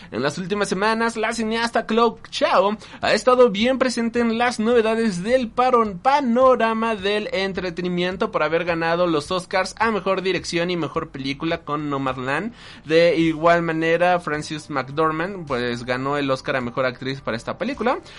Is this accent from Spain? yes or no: no; Puerto Rico; porque ha sido muy duro para mí, especialmente al ser puertorriqueño